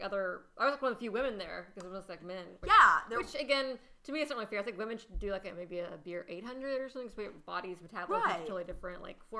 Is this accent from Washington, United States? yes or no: no; Texas, United States; I grew up in Texas, too.